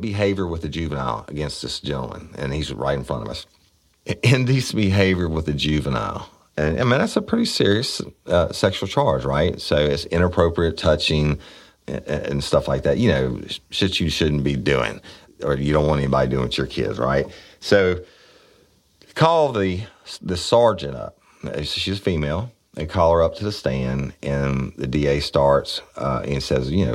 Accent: United States; I'm an American. I'm proud of it

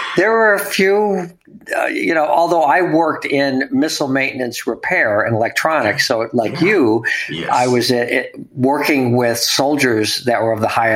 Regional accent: United States; I'm from America

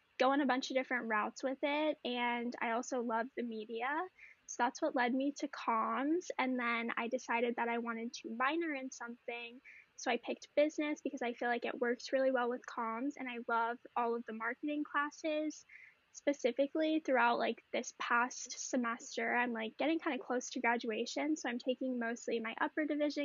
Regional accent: New Orleans, Louisiana, United States; now in Northern California, United States; I am originally from New Orleans, Louisiana, but now I live in Northern California

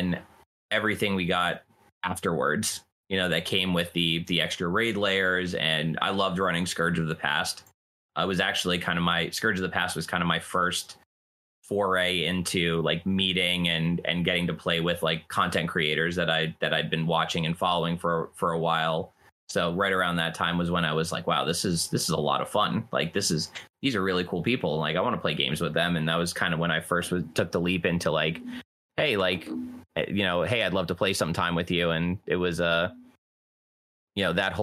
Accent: New Jersey, United States; Growing up around here, my dad was a Yankees fan.

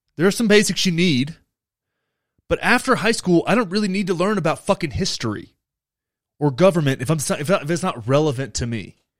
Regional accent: Texas, United States; I grew up in Texas

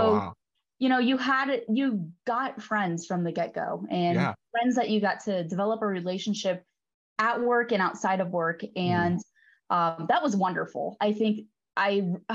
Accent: Damiansville, Illinois, United States; moved away as an adult; also born or lived in Edwardsville, Illinois / Davenport, Iowa; I am from east of St. Louis. So about 40 miles east of St. Louis originally, in a very small town called Damiensville, a town of about 500 people

